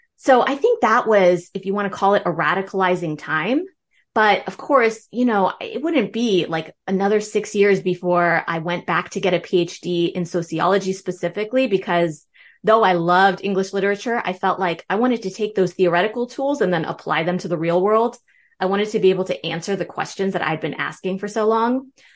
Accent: Northern Virginia, United States; also born or lived in Berlin, Germany; I grew up in Northern Virginia, you know, just outside Washington, D C.

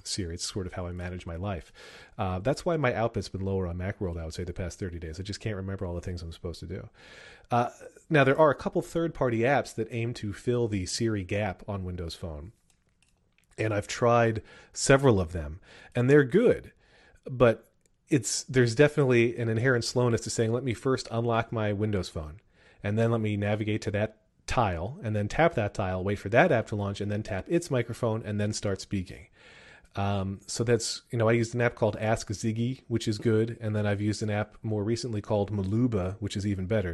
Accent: Wyomissing, Pennsylvania, United States; my hometown of Why I'm Missing Pennsylvania

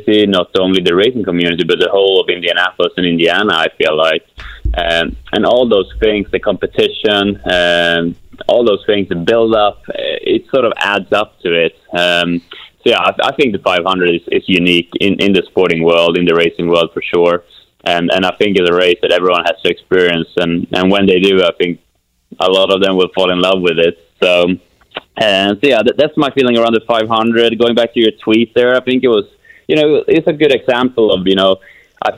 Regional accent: Kumla, Örebro County, Sweden; moved away; I got back to my hometown of Kumla, Sweden

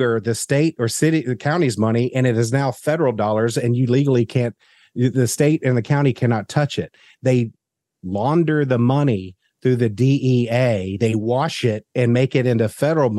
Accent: the South, United States; as a Southerner

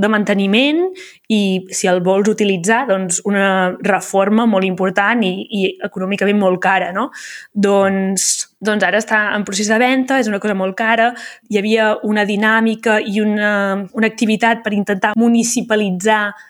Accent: Garrotxa, Catalonia, Spain; first language Catalan; also born or lived in Santa Pau; now in Barcelona, Spain; visc a Barcelona, vaig mhm. néixer a la Garrotxa

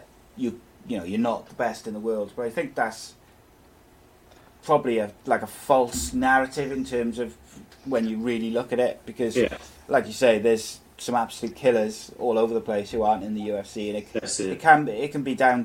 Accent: Wales, United Kingdom; As a Welshman myself

